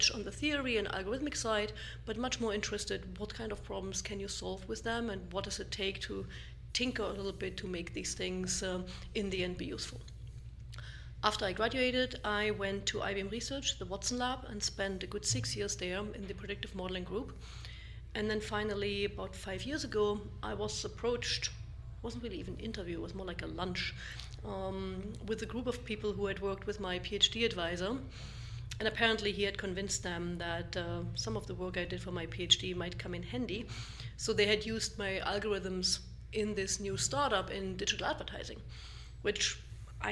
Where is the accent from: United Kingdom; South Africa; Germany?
Germany; East Germany; moved away as an adult; also born or lived in Darmstadt, Germany / Boulder, Colorado; I grew up originally in East Germany